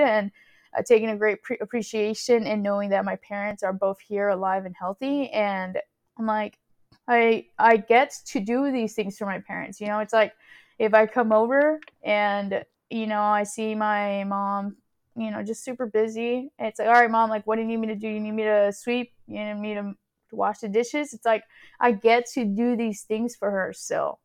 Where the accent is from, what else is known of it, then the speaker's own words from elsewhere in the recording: Houston, Texas, United States; also born or lived in California / College Station, Texas; I am originally from California. Um, my parents are Salvadorian, so that is, uh, my ethnicity. I'm first gen American, Salvadorian, and when I was around ten years old, we moved to Texas. And, uh, we moved to Houston, which is kind of where I've been living ever since.